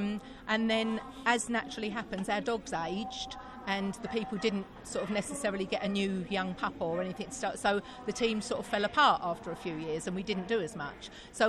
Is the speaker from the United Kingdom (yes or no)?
yes; East of England, United Kingdom; Everybody trains individually with their dogs, because we're from East Anglia.